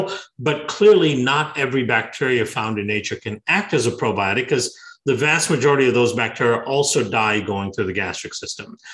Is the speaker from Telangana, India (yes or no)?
no; Bangalore, Karnataka, India; moved away; also born or lived in Iowa; I grew up in Bangalore in southern India, and I was born a little bit outside of Bangalore